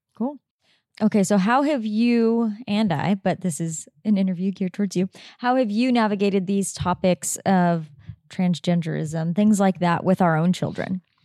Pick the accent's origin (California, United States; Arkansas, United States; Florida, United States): California, United States; Southern; moved away as an adult; also born or lived in Oregon; now in Sedona, United States; we, … and I grew up in Southern California and we lived there for most of our life